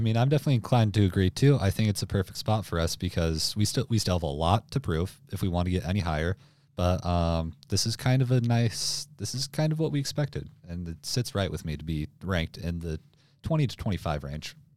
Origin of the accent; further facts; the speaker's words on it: Boise, Idaho, United States; I'm from Boise, Idaho.